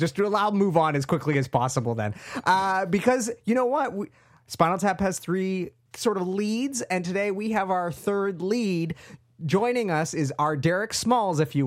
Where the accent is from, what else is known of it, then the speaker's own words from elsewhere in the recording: Canada; growing up in the 90s in Canada